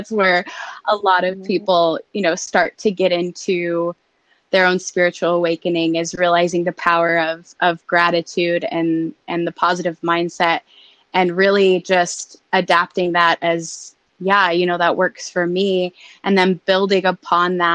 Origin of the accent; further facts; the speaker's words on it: Denver, Colorado, United States; also born or lived in Nebraska; I am from Denver, Colorado, born and raised, and grew up pretty normal